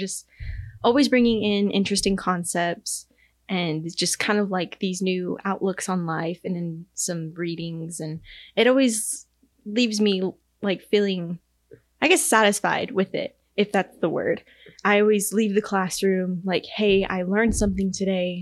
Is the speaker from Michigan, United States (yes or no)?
no; Texas, United States; now in Kansas, United States; I'm from Texas.